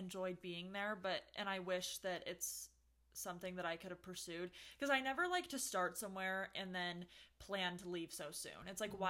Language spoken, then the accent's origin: English; California, United States; now in Utah, United States; I'm from California